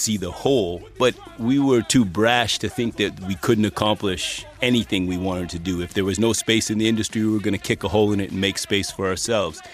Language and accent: English; Vancouver, British Columbia, Canada; our hometown of Vancouver